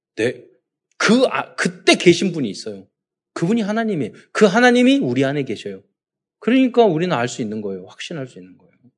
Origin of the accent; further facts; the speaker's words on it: South Korea; 우리는 대한민국 사람